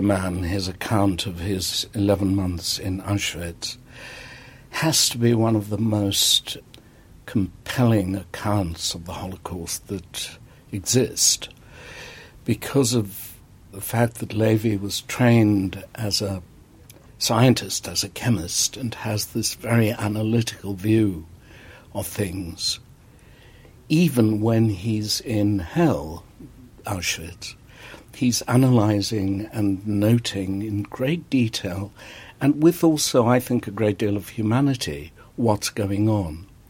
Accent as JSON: {"language": "English", "country": "South Africa", "tie": "born or raised there", "moved": "as an adult", "said": "South African. When I came to this country in the 60s"}